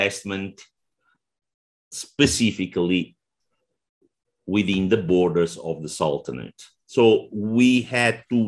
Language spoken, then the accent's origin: English; Italy; accent: Italian; English is a second language; moved away; also born or lived in Oman; Italy, which is my home country